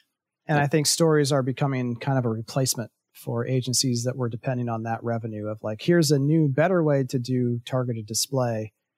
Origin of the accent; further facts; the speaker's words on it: Ohio, United States; growing up in Central Ohio, I'd say, how long is it going to take to get there?